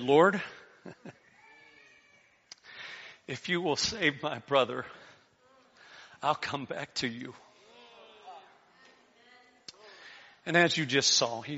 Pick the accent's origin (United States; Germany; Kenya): United States; Florida; I grew up in Florida, so we hunted in the Everglades